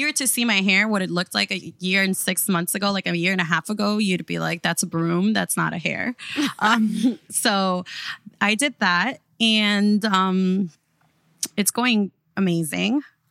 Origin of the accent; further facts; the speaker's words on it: Miami, Florida, United States; throughout reality TV and just growing up in Miami, we have realized that there's like this stigma that surrounds who Miami is